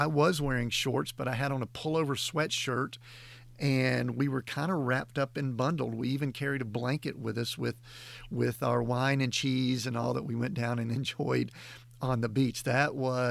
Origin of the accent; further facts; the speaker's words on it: Atlanta, Georgia, United States; Glory and I grew up in the South. We grew up in the Atlanta area